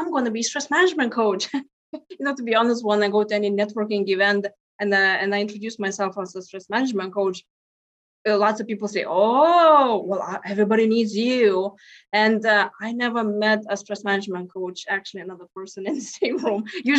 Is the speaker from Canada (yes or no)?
no; Lithuania; now in United States; so I came from Lithuania and here into US, my gosh, now 21 years ago.